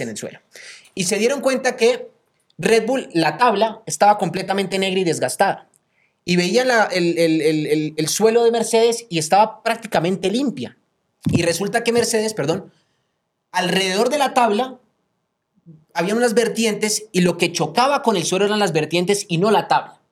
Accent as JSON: {"language": "Spanish", "country": "Colombia", "said": "yo como colombiano"}